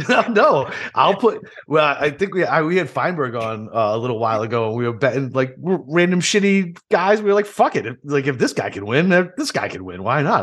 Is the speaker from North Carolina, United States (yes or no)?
no; Boston, Massachusetts, United States; also born or lived in Chicago / Iraq; now in Jacksonville, United States; I grew up in Boston